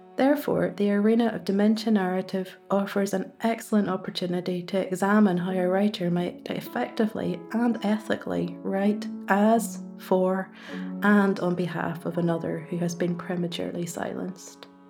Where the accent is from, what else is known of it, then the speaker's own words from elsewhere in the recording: Ballymena, Northern Ireland, United Kingdom; accent: Ballymena; you'll have to make do with my Ballymena accent